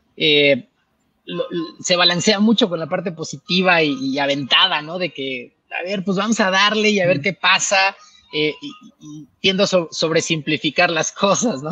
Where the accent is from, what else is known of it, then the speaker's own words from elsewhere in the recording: Chiapas, Mexico; moved away; yo soy de Chiapas